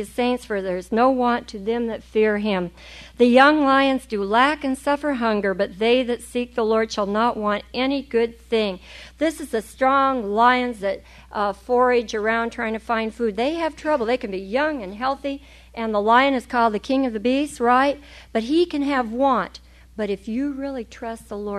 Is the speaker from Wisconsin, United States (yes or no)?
no; California, United States